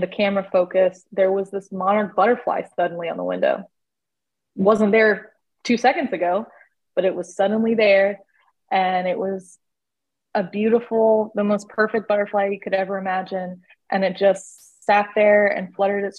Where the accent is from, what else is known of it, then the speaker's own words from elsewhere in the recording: Florida, United States; moved away as an adult; also born or lived in California / Tennessee; now in Georgia, United States; I'm from Florida